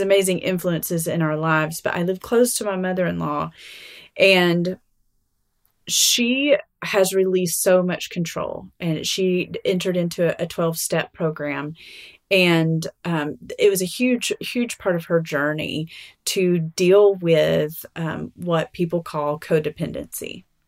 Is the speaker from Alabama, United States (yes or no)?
yes; Alabama, United States; now in Arkansas, United States; I'm from Alabama